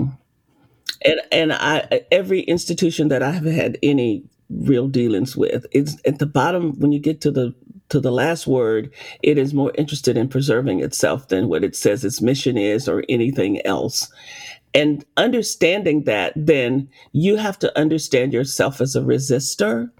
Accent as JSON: {"language": "English", "region": "Arkansas", "country": "United States", "tie": "born or raised there", "said": "I grew up picking cotton in Arkansas"}